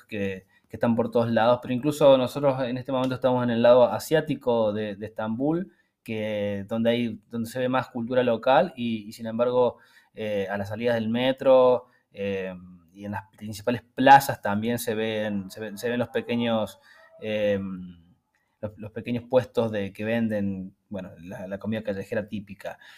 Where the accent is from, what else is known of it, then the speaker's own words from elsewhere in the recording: Argentina; moved away; nosotros que venimos de Argentina